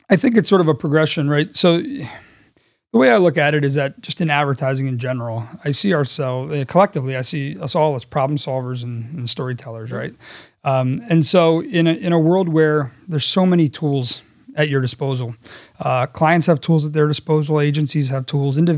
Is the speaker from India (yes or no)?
no; Netherlands; I, I had I'd spent time growing up in the Netherlands.